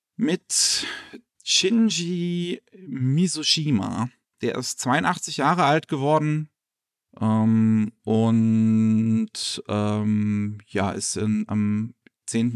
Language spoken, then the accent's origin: German; Germany; bei uns in Deutschland